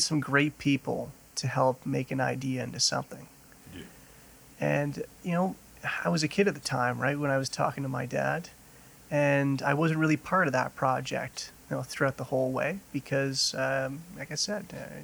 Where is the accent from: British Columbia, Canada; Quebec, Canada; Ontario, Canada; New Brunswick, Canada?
Ontario, Canada; Ottawa; also born or lived in Grande Prairie, Alberta; now in Calgary, Canada; growing up in Ottawa, Ottawa is known for being a government city and very bureaucratic